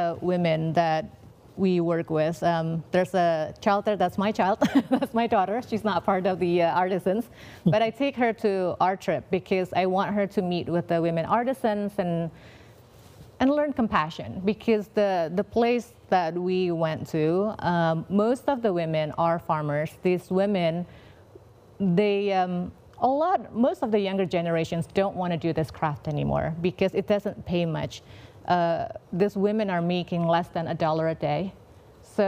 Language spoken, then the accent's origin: English; Indonesia; moved away; I'm from Indonesia, I love all of the traditional artisan skills that we have.